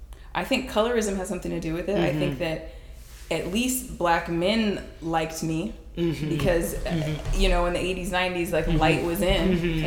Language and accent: English; Chino, California, United States; also born or lived in Bellflower, California; I'm from Chino, California, born in Bellflower, from Chino. I'm a Sagittarius. I was raised by a Black mother and a Mexican father, and my mother is a brown-skinned Black woman who's from Mississippi